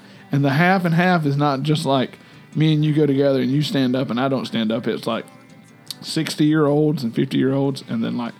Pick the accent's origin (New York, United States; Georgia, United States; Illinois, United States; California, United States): Georgia, United States; Macon; Oh, yeah, I know Macon. I grew up in Macon.